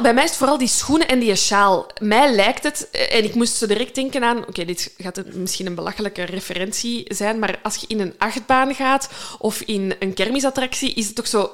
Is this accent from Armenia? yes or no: no; Limburg, Flanders, Belgium; Als Limburger